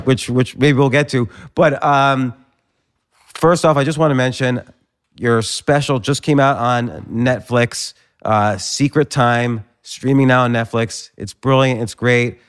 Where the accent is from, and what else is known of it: New Jersey, United States; born or raised there; moved away; also born or lived in Pittsburgh